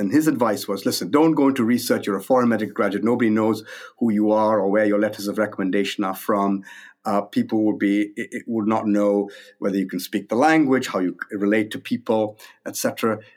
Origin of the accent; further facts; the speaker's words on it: India; moved away as an adult; also born or lived in Minnesota, United States; now in Toronto, Canada; I was born in India. My, my parents still lived there. I grew up there. I went to medical school there